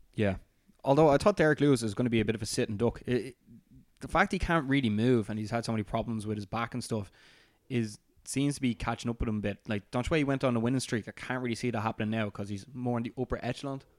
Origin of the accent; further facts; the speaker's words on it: Ireland; as an Irishman